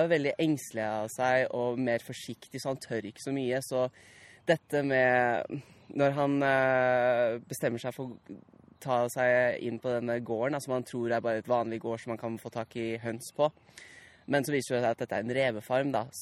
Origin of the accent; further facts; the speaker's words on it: Naples, Campania, Italy; jeg er oppvokst i Napoli, så der ble jeg introdusert uh, litt med sånn jeg gikk, på, jeg gikk på britisk barnehage i Eh, Napoli.